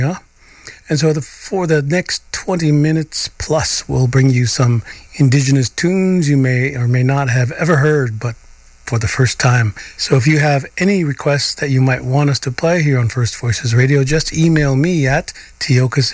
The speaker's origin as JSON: {"language": "English", "area": "Black Hills", "region": "South Dakota", "country": "United States", "moved": "yes", "said": "I'm from a place called Xesapa or the Black Hills of the state called South Dakota."}